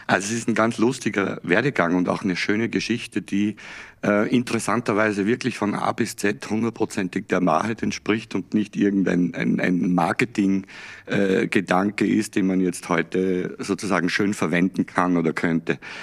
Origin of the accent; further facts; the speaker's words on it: Salzburg, Austria; moved away; ich ja in Österreich geboren bin und aufgewachsen bin